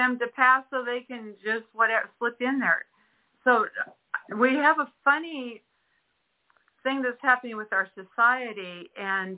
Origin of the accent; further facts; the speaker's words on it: Redondo Beach, California, United States; my hometown, which was Redondo Beach, California